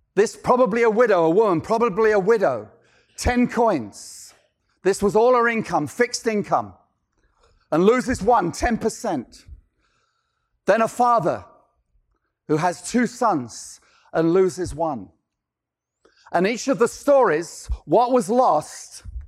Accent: London, United Kingdom; moved away; I'm originally from London, England

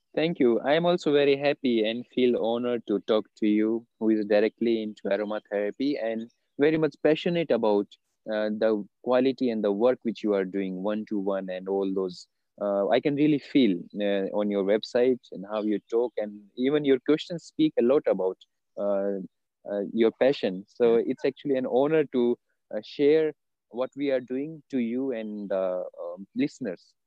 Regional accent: India; I was born in India, and of course, I'm living in India only now

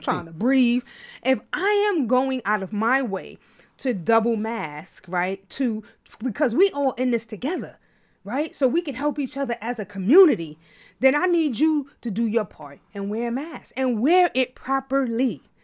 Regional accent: New York City, New York, United States; I'm from Harlem

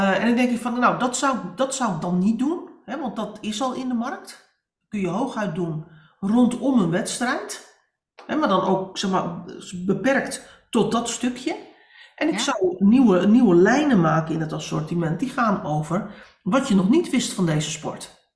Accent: Netherlands; wij als Nederlanders

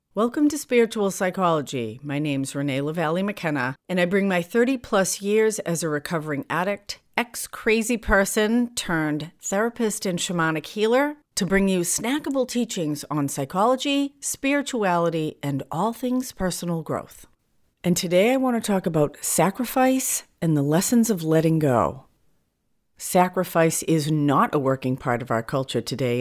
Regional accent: New England, United States; now in California, United States; I'm from New England, so the four seasons are very distinct

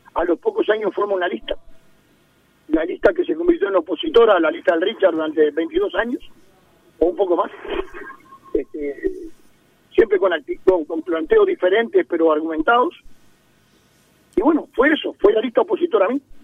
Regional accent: Uruguay; me siento muy orgulloso como uruguayo

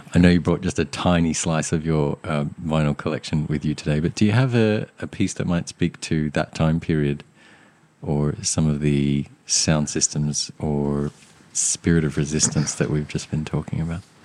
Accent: Australia; also born or lived in Sri Lanka; growing up in Australia, being from Sri Lanka

